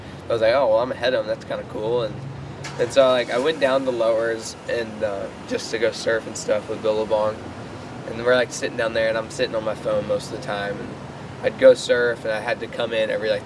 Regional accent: Myrtle Beach, South Carolina, United States; my hometown, Myrtle Beach, South Carolina

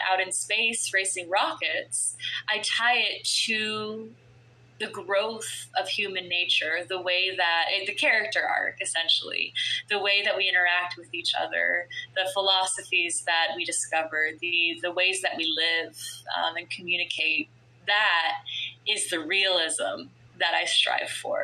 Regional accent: Florida, United States; I grew up in Florida

